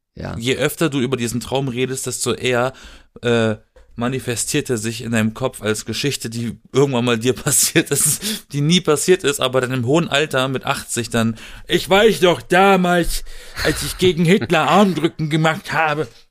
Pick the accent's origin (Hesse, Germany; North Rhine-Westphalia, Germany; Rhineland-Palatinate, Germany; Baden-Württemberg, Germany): Baden-Württemberg, Germany; aus der Gegend, aus der ich komme, aus Süden, aus dem Südwesten Deutschlands mhm. aus Baden-Württemberg.